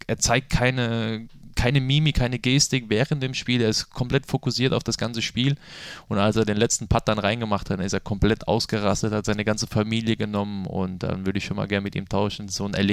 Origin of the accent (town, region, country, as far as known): Bad Dürkheim, Rhineland-Palatinate, Germany; born or raised there